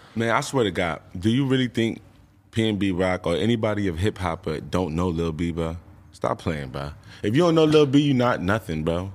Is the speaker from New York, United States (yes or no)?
yes; New York, United States; I live from New York. I mean, I'm from New York.